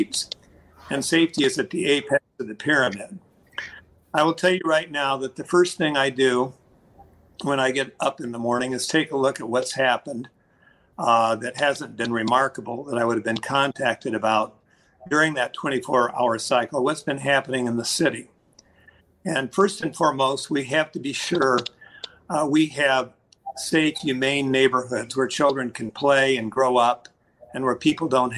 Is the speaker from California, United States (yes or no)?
no; Peoria, Illinois, United States; I was born and educated in Peoria